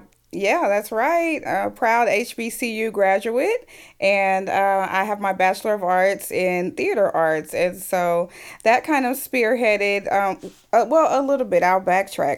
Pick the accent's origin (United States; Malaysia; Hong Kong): United States; Fort Worth, Texas; I came back to my hometown of Fort Worth, Texas, That's where I'm from.